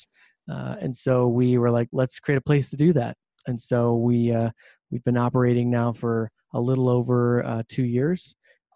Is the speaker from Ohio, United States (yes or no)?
yes; Ohio, United States; I'm originally from Ohio, the Midwest